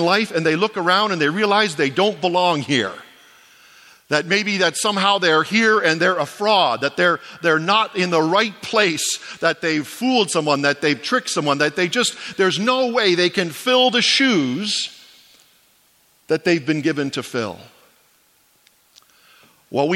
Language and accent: English; Ontario, Canada; moved away as an adult; now in Atlantic Canada, Canada; I was born in Ontario, I was educated in Ontario at Tyndale, I've served my whole life in Ontario